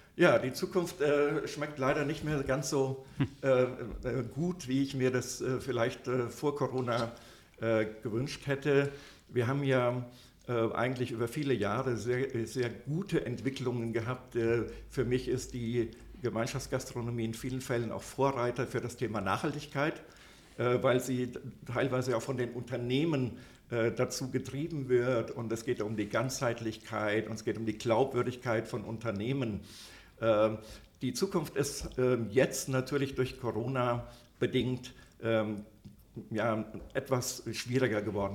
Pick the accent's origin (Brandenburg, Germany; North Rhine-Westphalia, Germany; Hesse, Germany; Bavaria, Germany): Hesse, Germany; a small village near Büdingen, Upper; Ich äh, komme aus einem äh, kleinen Dorf aus der Nähe äh, äh, von Büdingen. Das ist also da im, in Oberhessen